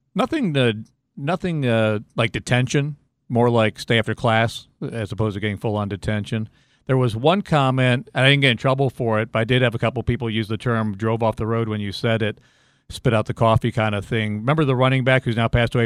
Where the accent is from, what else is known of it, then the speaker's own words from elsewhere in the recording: Cleveland, Ohio, United States; I grew up in Cleveland